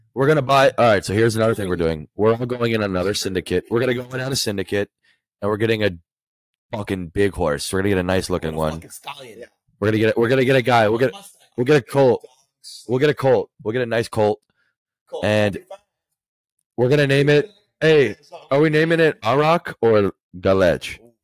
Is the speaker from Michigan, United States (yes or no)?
no; Chicago, Illinois, United States; now in Louisville, United States; I'm from Chicago, Illinois, north suburbs